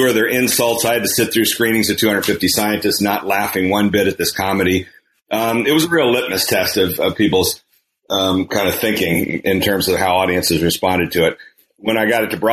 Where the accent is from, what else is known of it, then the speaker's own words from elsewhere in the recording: Kansas, United States; moved away; primarily in the state of Kansas, my home state.